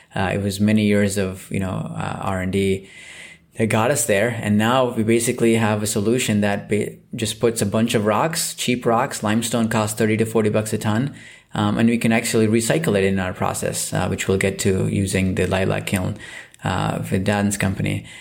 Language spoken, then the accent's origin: English; Southeast India, India; moved away; I grew up in Southeast India